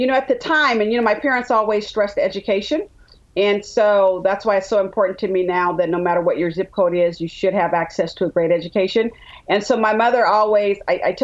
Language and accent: English; Richmond, California, United States; also born or lived in Birmingham, Alabama; Richmond, California, the San Francisco Bay Area.